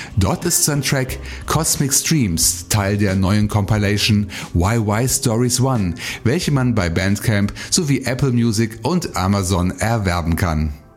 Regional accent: Bonn, North Rhine-Westphalia, Germany; meine Heimatstadt Bonn

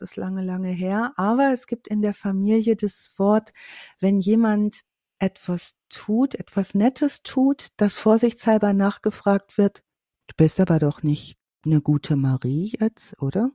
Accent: North Rhine-Westphalia, Germany; Ich komme ja aus Ostwestfalen, vom Plattenland

